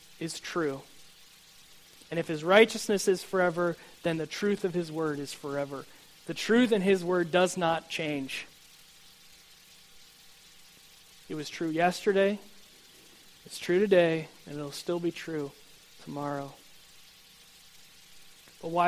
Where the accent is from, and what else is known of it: United States